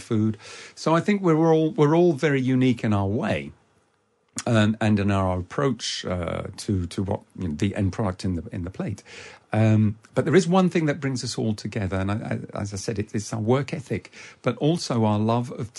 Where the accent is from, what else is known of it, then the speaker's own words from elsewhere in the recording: United Kingdom; dad and mum arrived in the UK in 1959, and I was born in 1960. So I'm not just from French stock. I was actually made here as well.